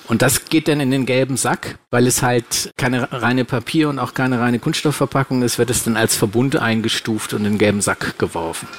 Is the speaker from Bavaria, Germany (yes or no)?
no; Hamburg, Germany; Und ich komme ja aus der Nähe von Hamburg